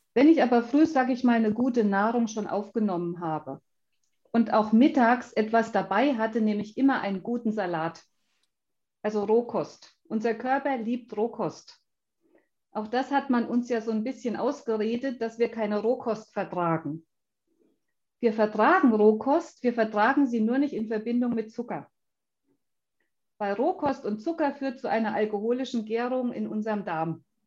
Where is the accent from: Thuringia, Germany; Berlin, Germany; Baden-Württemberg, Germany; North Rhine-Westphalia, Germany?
Thuringia, Germany; Schmalkalden; also ich bin ja aus Schmalkalden